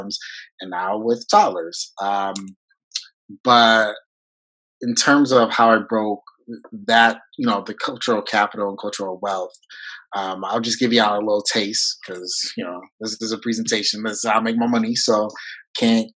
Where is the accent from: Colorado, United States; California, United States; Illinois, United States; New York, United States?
New York, United States; first language French; English is a second language; moved away as an adult; I'm from New York